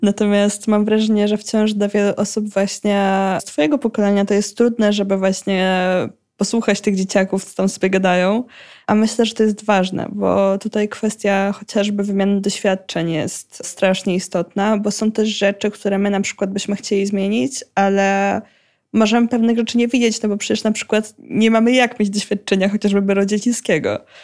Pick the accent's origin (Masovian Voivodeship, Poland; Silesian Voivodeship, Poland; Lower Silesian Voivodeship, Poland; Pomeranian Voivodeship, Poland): Pomeranian Voivodeship, Poland; u nas w Pomorskim